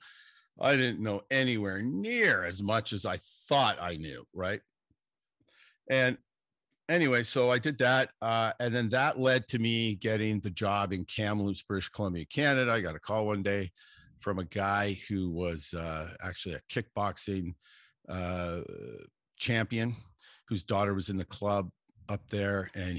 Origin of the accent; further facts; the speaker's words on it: Ireland; being Irish